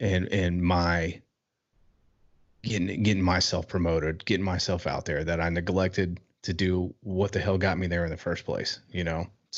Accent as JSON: {"language": "English", "town": "Cincinnati", "region": "Ohio", "country": "United States", "said": "I'm from Cincinnati, Ohio."}